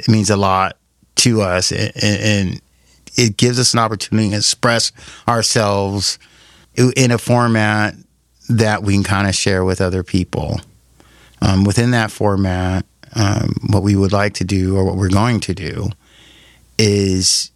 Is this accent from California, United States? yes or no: yes; Los Angeles, California, United States; also born or lived in Orange County, California; I grew up in Southern California. I was raised in LA in Orange County